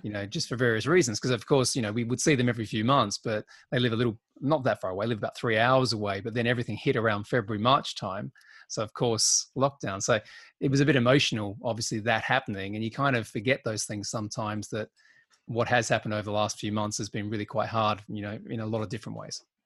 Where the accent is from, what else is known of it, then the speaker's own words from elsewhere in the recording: Australia; now in United Kingdom; being an Aussie